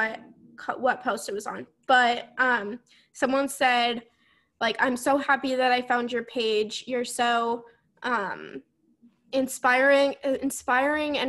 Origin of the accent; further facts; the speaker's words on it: Vermont, United States; accent: Vermont; my Vermont accent